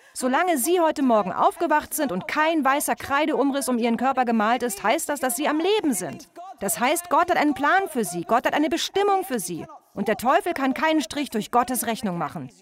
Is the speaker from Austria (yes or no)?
no; Australia; accent: Australian; moved away